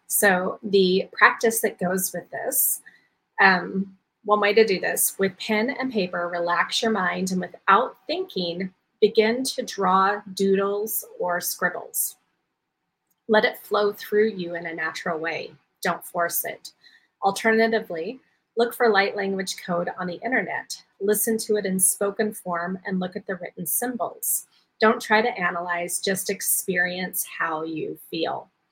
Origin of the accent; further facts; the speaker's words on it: Waikoloa Village, Hawaii, United States; I am leading my galactic retreat here um, in Hawaii on the Big Island um, in my hometown of Waikoloa Village.